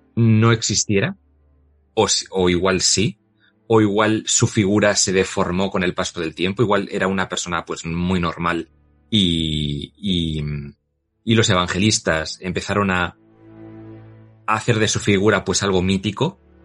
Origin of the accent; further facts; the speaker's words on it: Bilbao, Basque Country, Spain; soy vasco y me he criado en, en Bilbao